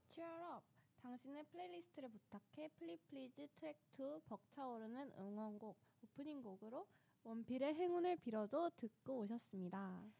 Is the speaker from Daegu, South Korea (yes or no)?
no; Daejeon, South Korea; moved away; 저는 본가가 대전이라